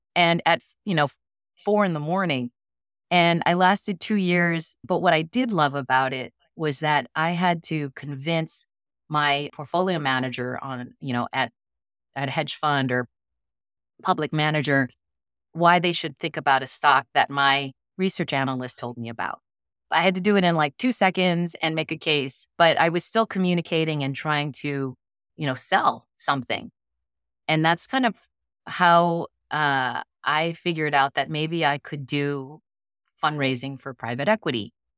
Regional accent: Honolulu, Hawaii, United States; moved away; I'm fourth generation Japanese American in, from Honolulu, Hawaii

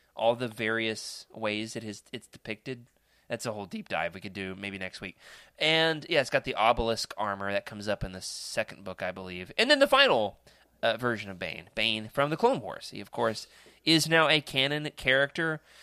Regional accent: Arkansas, United States; my hometown in Arkansas

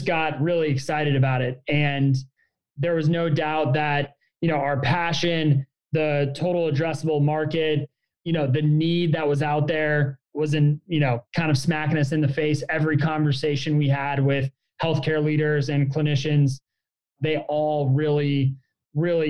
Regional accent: Springfield, Illinois, United States; moved away as an adult; also born or lived in San Francisco; I grew up in Springfield, Illinois.

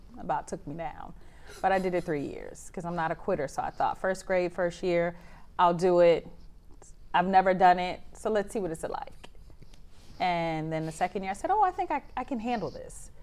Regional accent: Philadelphia, Pennsylvania, United States; moved away as an adult; now in Japan; I am from Philadelphia

